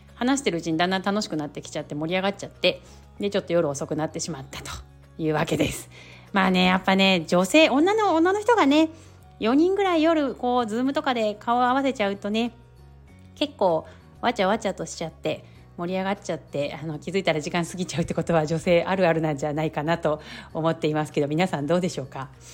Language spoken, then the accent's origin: Japanese; Kanto, Japan; also born or lived in Yamaguchi Prefecture; now in Yamaguchi, Japan; 私自身こう関東出身で今山口県に住んでいる